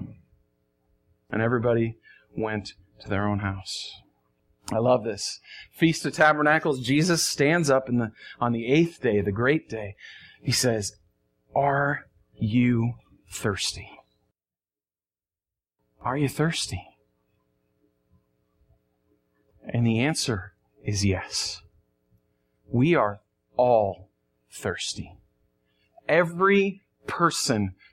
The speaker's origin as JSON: {"language": "English", "region": "New York", "country": "United States", "said": "I'm from New York"}